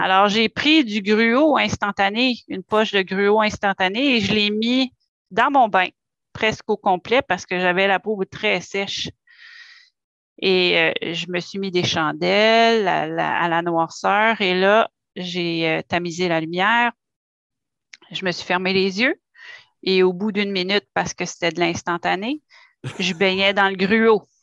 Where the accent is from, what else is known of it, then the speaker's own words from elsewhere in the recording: Gatineau, Quebec, Canada; je suis native de Hall, donc je suis née dans la région aussi